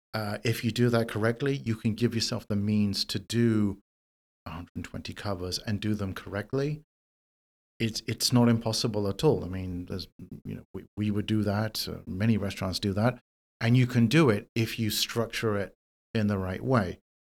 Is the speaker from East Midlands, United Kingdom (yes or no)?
no; London, United Kingdom; moved away as an adult; now in New York City, United States; I am originally from London, from the U K. Um, I grew up there